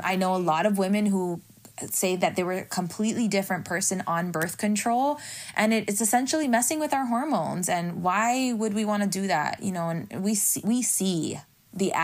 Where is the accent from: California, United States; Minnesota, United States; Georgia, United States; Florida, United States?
Florida, United States; Miami; I'm from Miami